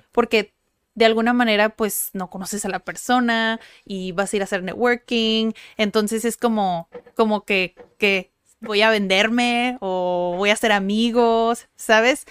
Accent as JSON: {"language": "Spanish", "town": "Tijuana", "region": "Baja California", "country": "Mexico", "tie": "born or raised there", "said": "Sí, somos de Tijuana, nacimos en Tijuana, crecimos en Tijuana, no estudiamos en otro lugar."}